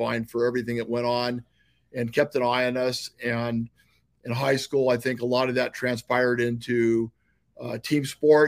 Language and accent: English; Chula Vista, California, United States; I grew up in Chula Vista. It's a city in San Diego, second biggest city in San Diego.